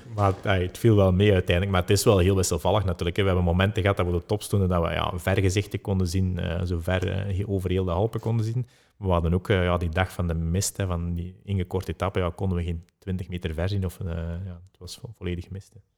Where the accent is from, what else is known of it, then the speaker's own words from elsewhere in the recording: Belgium; we als Belgen